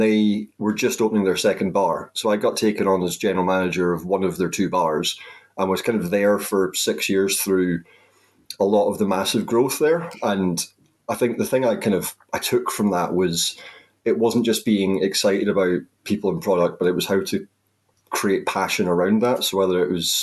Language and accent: English; the Highlands, Scotland, United Kingdom; I went back to where I grew up in the Highlands, and I was working at my local hotel